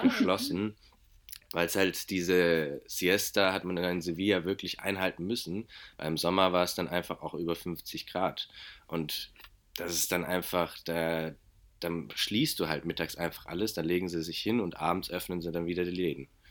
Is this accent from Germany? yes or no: yes; Germany; ich bin Deutscher